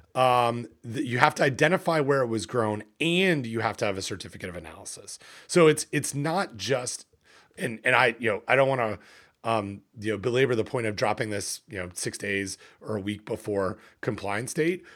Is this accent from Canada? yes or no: yes; Canada; here in Canada, and I'm a Canadian